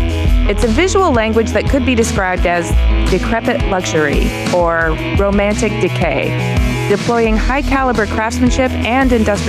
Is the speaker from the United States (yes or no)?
yes; Ypsilanti, Michigan, United States; now in Los Angeles, United States; I am also a Michigander. Native Michigander. Yeah, I mean, I live in Los Angeles now, but I was born and raised in Ypsilanti